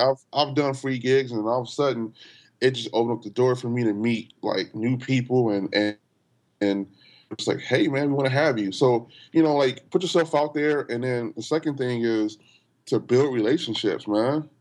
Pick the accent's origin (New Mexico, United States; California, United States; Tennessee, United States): California, United States; Los Angeles; I grew up in L